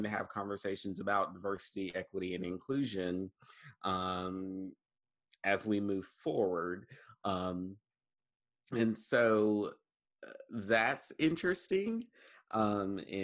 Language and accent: English; Eastern North Carolina, United States; now in Jackson County, North Carolina, United States; I am from Eastern North Carolina and grew up in a different kind of systemic racist culture